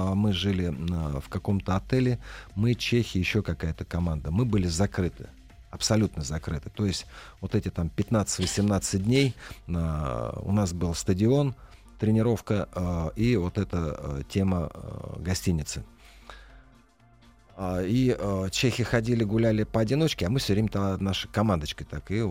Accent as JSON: {"language": "Russian", "country": "Russia", "said": "Я россиянин, э, Поэтому ко мне не подходили"}